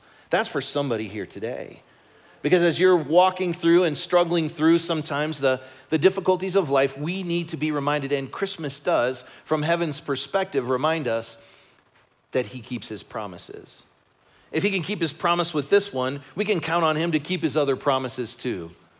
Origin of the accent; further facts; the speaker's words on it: Chicago, Illinois, United States; that's the fact that I grew up in Chicago and the Bears are doing really well.